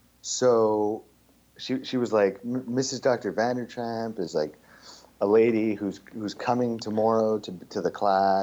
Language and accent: English; Montreal, Quebec, Canada; first language English; I was born here.